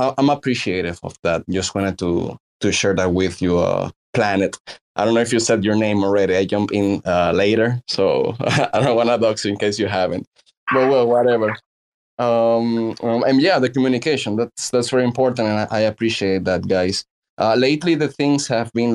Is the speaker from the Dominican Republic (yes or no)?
yes; Dominican Republic; I am from the Dominican Republic